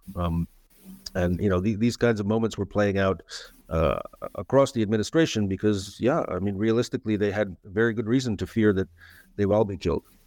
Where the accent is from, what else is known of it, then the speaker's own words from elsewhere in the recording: San Francisco, California, United States; also born or lived in Moscow, Russia; I grew up in San Francisco